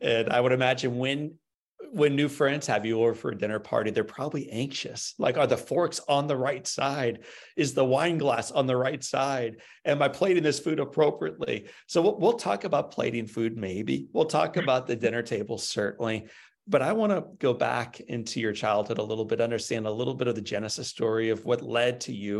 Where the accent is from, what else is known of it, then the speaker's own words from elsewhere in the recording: St. Louis, Missouri, United States; Growing up in St. Louis, Missouri, three doorways. And that was plenty.